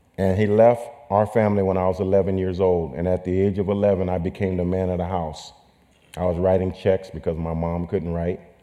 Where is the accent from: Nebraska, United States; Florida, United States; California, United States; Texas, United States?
California, United States; Sacramento; I was raised in Sacramento, California